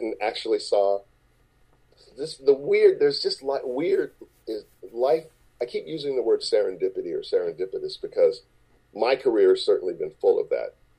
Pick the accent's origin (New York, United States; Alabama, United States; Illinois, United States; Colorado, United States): Illinois, United States; Chicago; moved away; I grew up in Chicago